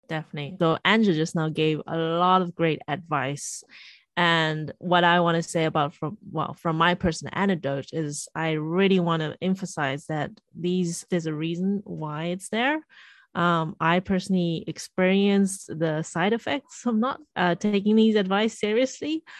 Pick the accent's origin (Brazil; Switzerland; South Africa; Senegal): South Africa; now in Shanghai, China; I'm also currently now in Shanghai and I'm from South Africa. So in a way, I am a foreigner as well, even though my family is Shanghainese, Chinese